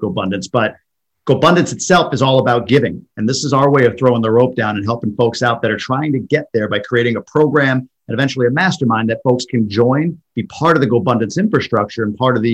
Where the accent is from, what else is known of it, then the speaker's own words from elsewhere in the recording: New York, United States; moved away as an adult; also born or lived in Boston; now in Michigan, United States; I'm from New York originally, lived in Boston for quite a few years, and now live in Michigan